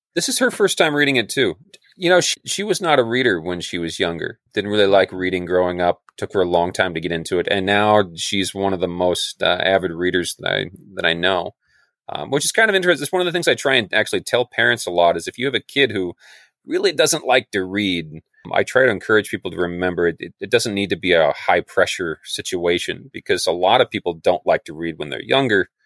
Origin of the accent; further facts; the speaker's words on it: Chelan, Washington, United States; on Lake Chelan, which is my hometown where I grew up